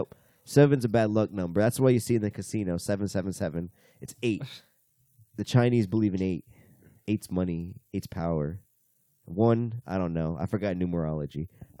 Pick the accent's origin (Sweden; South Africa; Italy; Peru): Italy; Southern Italy; I'm from South Italy.